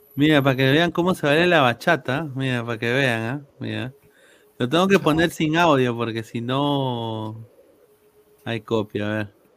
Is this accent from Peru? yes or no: yes; Peru; yo nací en Perú